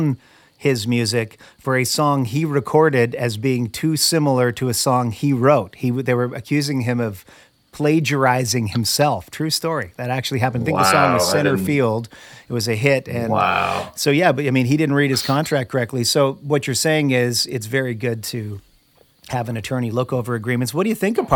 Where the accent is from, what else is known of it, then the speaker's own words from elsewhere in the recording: Canada; moved away; I am originally from Canada as well